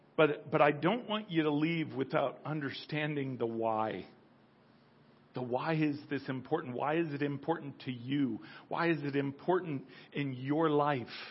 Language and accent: English; United States; I'll certainly speak as an American.